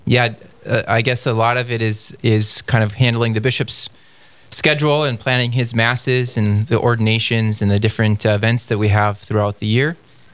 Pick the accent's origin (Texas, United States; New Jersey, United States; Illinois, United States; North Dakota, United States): North Dakota, United States; I was born and raised in North Dakota and grew up in a Catholic family.